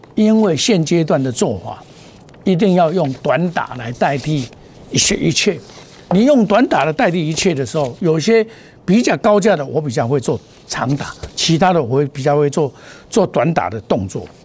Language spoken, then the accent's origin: Chinese; Taiwan; 我是土生土长，我架杠的台湾人